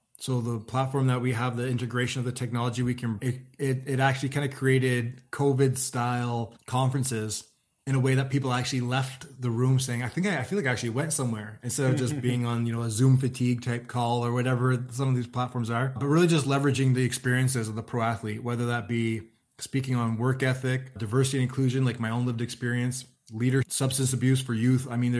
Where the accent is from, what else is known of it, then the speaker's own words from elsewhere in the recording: Ottawa, Ontario, Canada; I'm from Ottawa